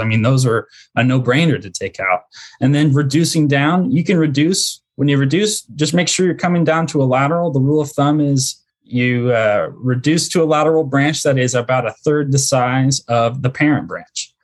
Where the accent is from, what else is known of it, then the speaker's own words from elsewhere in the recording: Central Indiana, United States; moved away as an adult; also born or lived in Dallas-Fort Worth, Texas; now in Mansfield, Texas, United States; I'm originally from Central Indiana